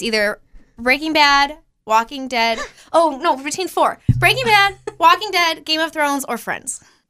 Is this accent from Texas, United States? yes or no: no; Chicago, Illinois, United States; I'm from Chicago, Illinois.